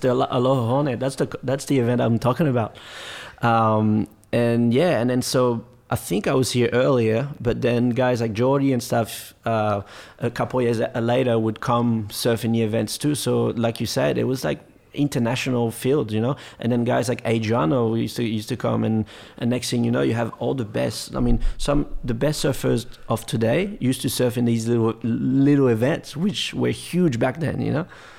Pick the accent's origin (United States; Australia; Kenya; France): France; English is a second language; Yeah, well, some of the events, I think I wasn't really allowed to surf in them as a French kid